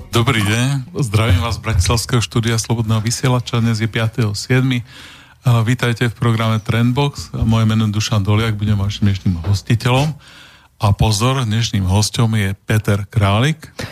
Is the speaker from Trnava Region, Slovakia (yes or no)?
no; Prešov, Prešov Region, Slovakia; ja som, ja som z Prešova.